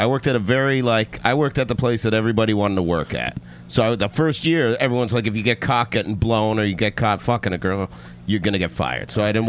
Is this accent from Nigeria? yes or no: no; Canada; Yeah, I'm from Canada.